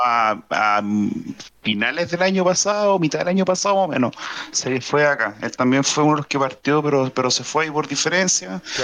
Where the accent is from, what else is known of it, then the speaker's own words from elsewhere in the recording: Chile; Yo soy marino, soy marino chileno